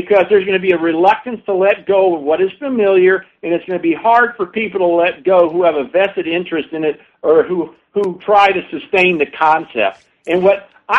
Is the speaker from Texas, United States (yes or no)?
no; St. Petersburg, Florida, United States; moved away; I was born in St. Petersburg, met my wife and married her there